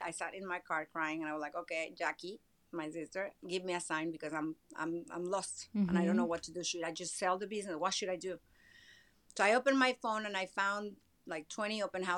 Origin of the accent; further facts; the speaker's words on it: Mexico City, Mexico; moved away as an adult; also born or lived in Miami, United States; now in Los Angeles, United States; I'm Mexican. I was born and raised in Mexico City